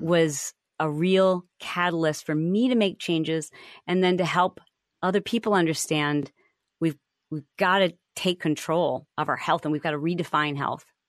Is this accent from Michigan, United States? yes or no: yes; Michigan, United States; moved away; I grew up in the Midwest. I'm from Michigan